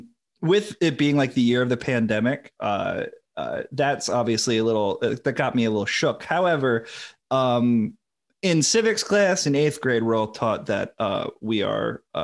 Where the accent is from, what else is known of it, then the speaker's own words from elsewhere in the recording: Connecticut, United States; Where I'm from Connecticut, I was in college when Newtown happened.